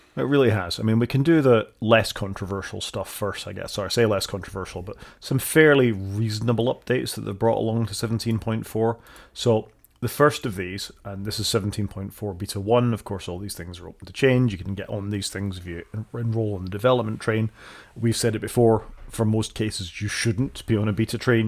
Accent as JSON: {"language": "English", "region": "Scotland", "country": "United Kingdom", "accent": "Scottish", "said": "my accent"}